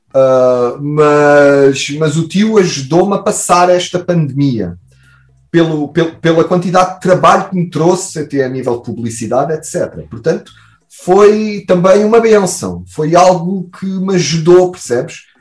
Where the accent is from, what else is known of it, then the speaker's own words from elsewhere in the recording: Portugal; nós, como bom Tuga